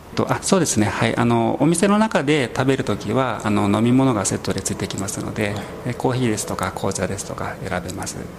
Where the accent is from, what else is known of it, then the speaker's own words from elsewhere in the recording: Kagoshima, Japan; also born or lived in Kodaira, Tokyo; now in Tokyo, Japan; 鹿児島の出身です